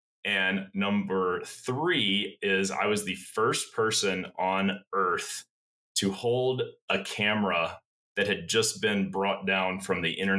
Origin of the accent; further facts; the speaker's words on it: Birmingham, Alabama, United States; I am from Birmingham, Alabama. That is absolutely true. I'm not lying about that. I'm from Birmingham.